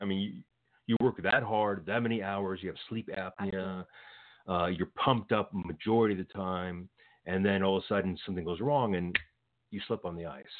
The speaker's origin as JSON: {"language": "English", "town": "Los Angeles", "region": "California", "country": "United States", "tie": "born or raised there", "said": "I grew up in Los Angeles"}